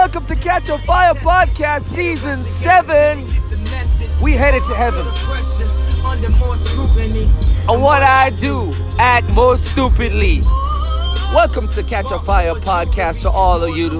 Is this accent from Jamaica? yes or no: yes; Jamaica; now in Austin, United States; I'm Jamaican